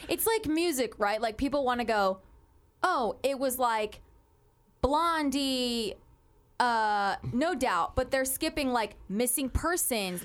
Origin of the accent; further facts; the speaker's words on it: Moreno Valley, California, United States; I grew up on a dirt road in Moreno Valley where a meth lab blew up at the top of the hill